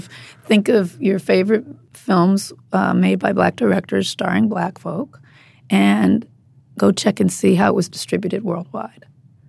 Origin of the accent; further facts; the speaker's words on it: Compton, California, United States; I grew up in Compton. Mm-hmm. There's no movie theater in Compton.